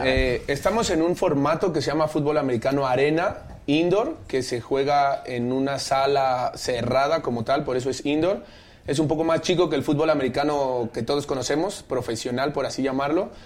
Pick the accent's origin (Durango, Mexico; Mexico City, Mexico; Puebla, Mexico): Mexico City, Mexico; De aquí, del DF